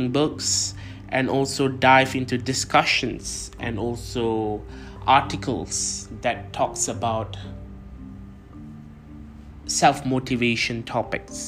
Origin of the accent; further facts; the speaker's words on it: Kuala Lumpur, Malaysia; moved away as an adult; also born or lived in United Kingdom; I am originally from Kuala Lumpur, Malaysia, but I have lived about 2 years overseas for my education